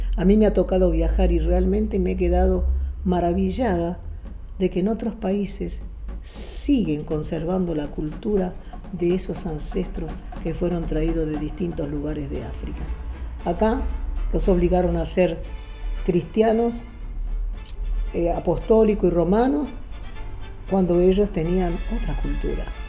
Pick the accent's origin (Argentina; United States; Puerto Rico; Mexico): Argentina; yo soy más argentina que él